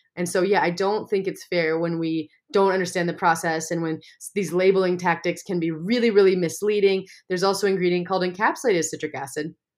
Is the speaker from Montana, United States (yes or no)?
yes; Montana, United States; growing up in Montana, I know a lot of farmers and ranchers